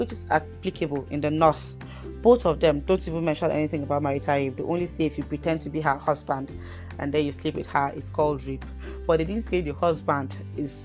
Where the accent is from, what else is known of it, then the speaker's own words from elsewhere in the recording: Kaduna State, Nigeria; my dear state Kaduna